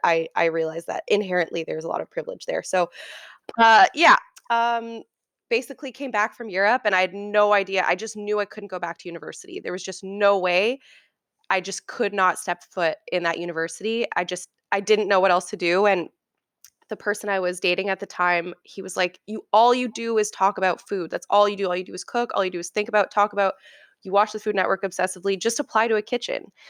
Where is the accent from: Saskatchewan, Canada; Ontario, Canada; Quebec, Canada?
Ontario, Canada; Oakville; also born or lived in Toronto; grew up in Oakville for the m, most of my life.